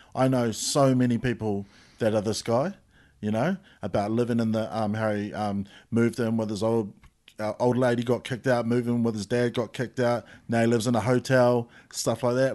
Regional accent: Christchurch, Canterbury, New Zealand; I come from Pap. I grew up in Pap

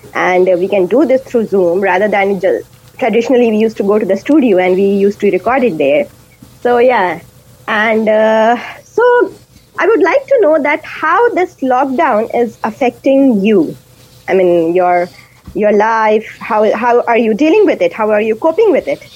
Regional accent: India; first language Hindi and Urdu; English is a second language; moved away as an adult; now in Dunedin, New Zealand; I am from India and a mum of a two year old boy

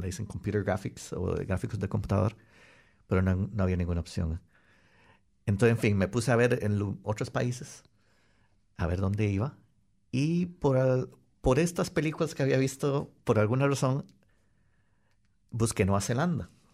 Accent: Costa Rica; moved away as an adult; also born or lived in Wellington, New Zealand / Christchurch, New Zealand / Melbourne, Australia; now in New Zealand; en todas las empresas que yo trabajaba en Costa Rica

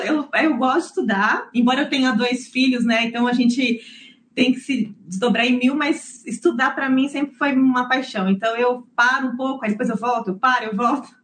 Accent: Santo André, São Paulo, Brazil; now in New Zealand; Eu nasci em São Paulo, é, no, no ABC Paulista, para ser mais exata, em Santo André

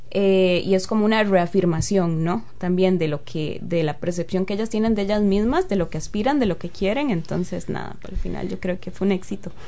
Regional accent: San Isidro de Heredia, Heredia, Costa Rica; now in New Zealand; yo soy de San Isidro de Heredia. San Isidro de Heredia es un pueblito rural allá en Costa Rica

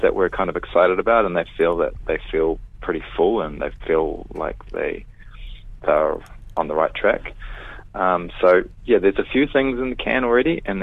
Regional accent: Te Awamutu, Waikato, New Zealand; moved away; I come from Te Aumutu, and my whole family all still live there

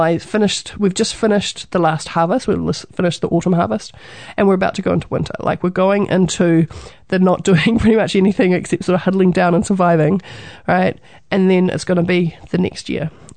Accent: New Zealand; being a Kiwi, being a New Zealander

